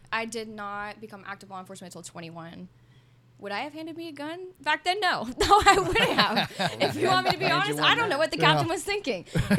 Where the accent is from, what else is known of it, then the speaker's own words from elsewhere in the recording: Jacksonville, Florida, United States; also born or lived in Havelock, North Carolina; I am from Florida. Mainly, I was born in Havelock, North Carolina, on base.